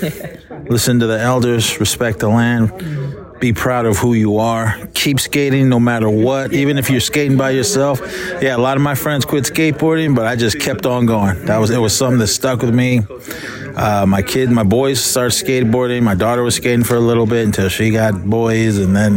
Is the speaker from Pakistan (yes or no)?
no; Oakland, California, United States; growing up in Oakland, California, man, it's like a big melting pot